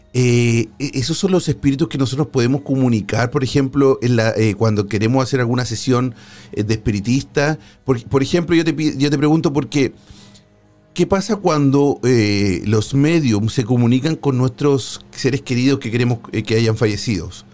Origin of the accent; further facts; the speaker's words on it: Chile; en mi país, en Chile